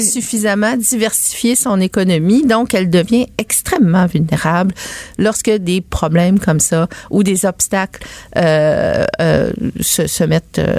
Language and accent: French; Quebec, Canada